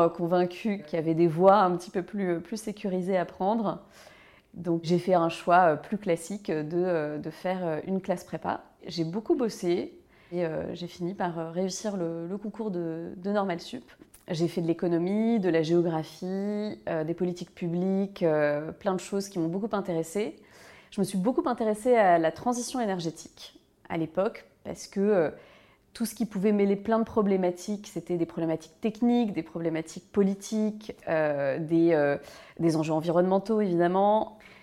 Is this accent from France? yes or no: yes; Malakoff, Île-de-France, France; J'ai grandi euh, à Malakoff, dans le, sud de Paris